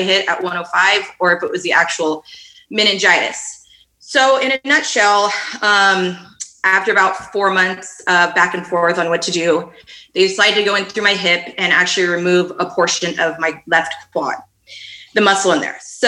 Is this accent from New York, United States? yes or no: no; Fremont, California, United States; I grew up in Fremont